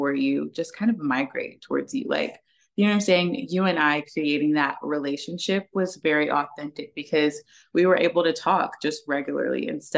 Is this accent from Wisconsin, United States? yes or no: no; Oklahoma, United States; moved away as an adult; now in Dallas, United States; I am actually from Oklahoma and I just moved to Dallas